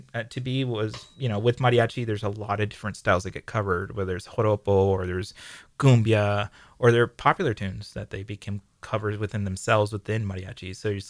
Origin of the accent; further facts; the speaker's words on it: San Diego, California, United States; No, I'm from here. I'm from San Diego.